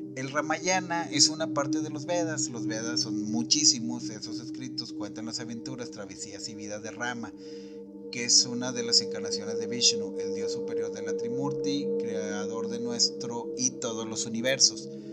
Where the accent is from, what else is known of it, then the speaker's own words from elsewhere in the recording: Monterrey, Nuevo León, Mexico; en la ciudad de Monterrey, de donde yo soy originario y donde radico también